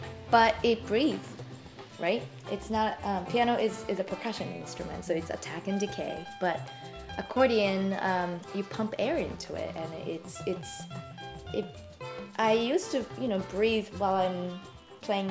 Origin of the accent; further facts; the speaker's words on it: Tokyo, Japan; moved away as an adult; also born or lived in Bay Area, United States; now in Boston, United States; I was one of those classic Yamaha kids growing up in Tokyo